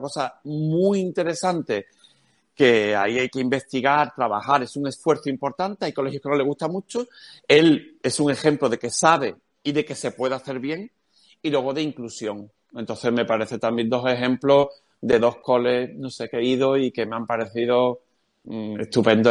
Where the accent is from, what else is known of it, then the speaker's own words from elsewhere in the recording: Cádiz, Andalusia, Spain; Soy de Cádiz, decimos cojones